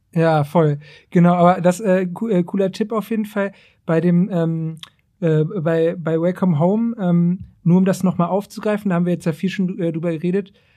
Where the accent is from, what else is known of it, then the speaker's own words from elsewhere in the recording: Braunschweig, Lower Saxony, Germany; ich bin halt aus Braunschweig